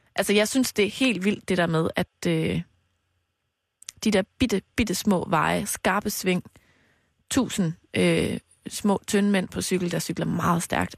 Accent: Mols, Central Denmark Region, Denmark; now in Copenhagen, Denmark; fra Mols, hvor jeg har været hele weekenden. Min hjemstavn.

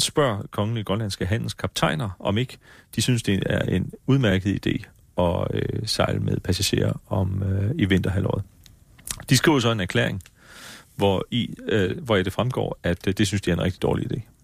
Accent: Faaborg, Southern Denmark, Denmark; jeg kommer fra Forborg

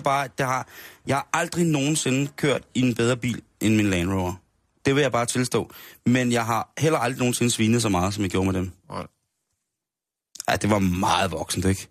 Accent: Denmark; det gør vi jo også selv som danskere

